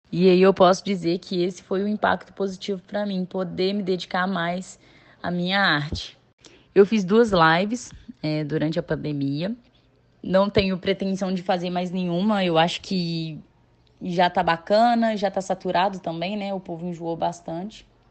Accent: Nova Lima, Minas Gerais, Brazil; moved away as an adult; now in Juiz de Fora, Brazil; sou nascida e criada em Nova Lima, Minas Gerais

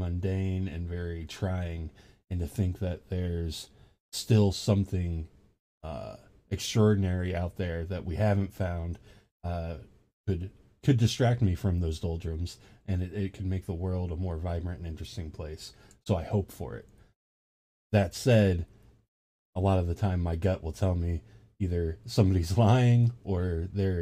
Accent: Ohio, United States; moved away as an adult; now in Georgia, United States; I'm from Ohio. I'm living in Georgia now

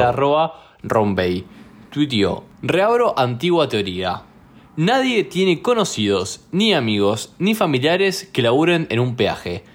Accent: Rosario, Santa Fe, Argentina

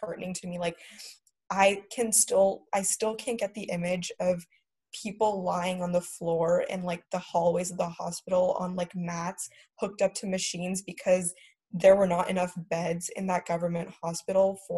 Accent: United States; growing up in America

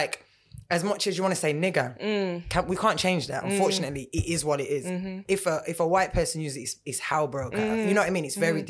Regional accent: Birmingham, West Midlands, United Kingdom; although I'm mixed race, right, and I grew up in Brum, and Brum's very black, as it is, very Jamaican as well.

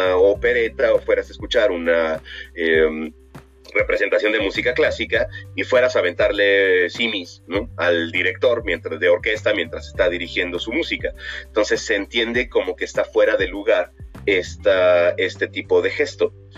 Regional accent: Mexico; nosotros como mexicanos

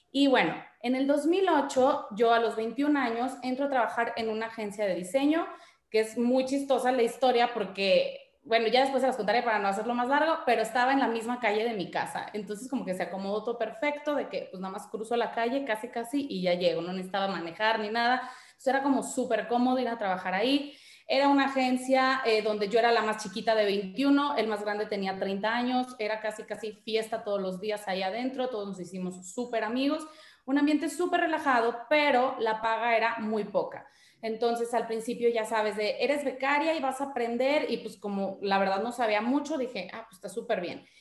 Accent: Guadalajara, Jalisco, Mexico; also born or lived in Monterrey; Yo soy de Guadalajara, pero viví muchos años en Monterrey. Hice la secundaria y la prepa allá.

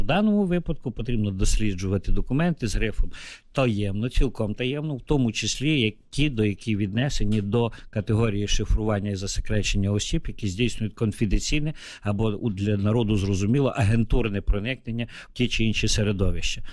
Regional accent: Bukovina, Chernivtsi Oblast, Ukraine; moved away as an adult; now in Kyiv, Ukraine; Я уроджений гуцул, тобто це українець, який відносить віднесений до народності.

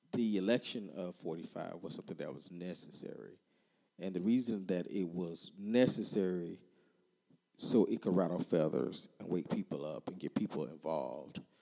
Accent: Texas, United States; back to my home state, Texas

